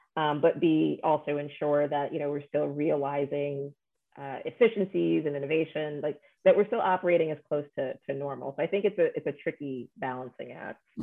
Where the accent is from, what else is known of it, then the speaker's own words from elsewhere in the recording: New York, United States; also born or lived in Chicago; I'm from New York and I live in New York now